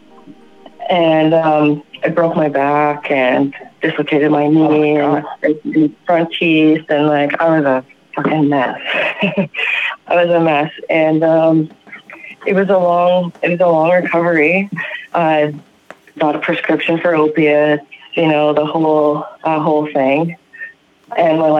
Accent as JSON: {"language": "English", "region": "Ontario", "country": "Canada", "said": "from Ontario, Canada"}